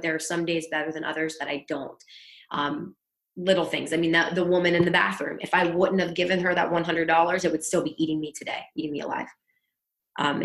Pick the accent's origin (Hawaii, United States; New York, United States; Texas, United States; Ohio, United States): Ohio, United States; East Liverpool; moved away as an adult; also born or lived in Pittsburgh, Pennsylvania; now in Florida, United States; My hometown is East Liverpool, Ohio